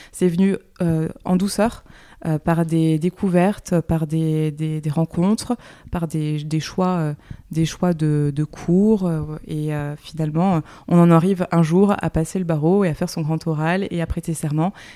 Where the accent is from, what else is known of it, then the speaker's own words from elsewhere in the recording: Le Havre, Normandy, France; also born or lived in Paris; now in Nantes, France; J'ai passé mon enfance au Havre, en Normandie